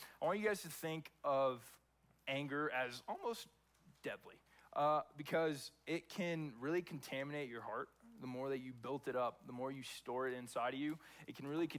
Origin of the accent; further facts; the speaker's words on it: Texas, United States; moved away as an adult; also born or lived in California; I was born and raised in Texas. Lived there from the time I was born to the time that I went off to college when I was 18